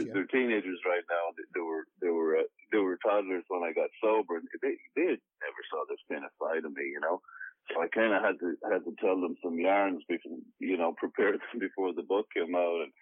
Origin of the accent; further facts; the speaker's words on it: Ireland; moved away as an adult; now in United States; born and raised in Ireland